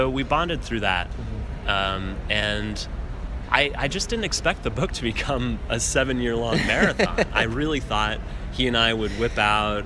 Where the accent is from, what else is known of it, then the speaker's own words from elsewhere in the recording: Denver, Colorado, United States; my cousin Alex Blum, who I grew up with in Denver, Colorado.